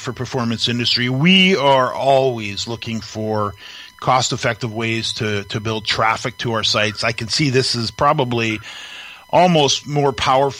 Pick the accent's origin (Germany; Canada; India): Canada; as a Canadian